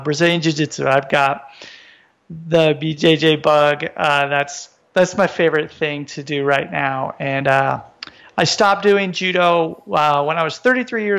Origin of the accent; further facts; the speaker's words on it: United States; moved away as an adult; now in Japan; I'm originally from the United States.